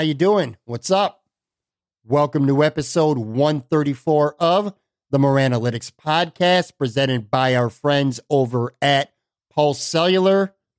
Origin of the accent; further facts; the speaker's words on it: Buffalo, New York, United States; now in Florida, United States; I'm going to be coming back to my hometown, Buffalo, New York, at the end of the month.